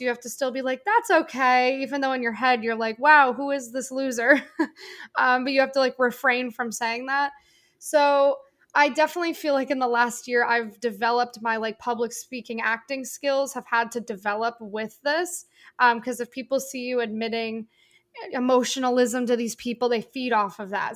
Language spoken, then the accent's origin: English; Northeast, United States; I'm from the Northeast